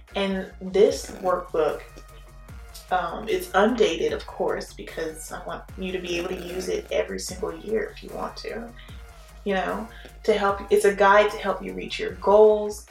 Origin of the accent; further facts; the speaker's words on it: Houston, Texas, United States; also born or lived in New Orleans, Louisiana; now in Baton Rouge, United States; I'm actually from Texas, Houston originally. But yeah, born in New Orleans, but definitely I claim Texas for sure.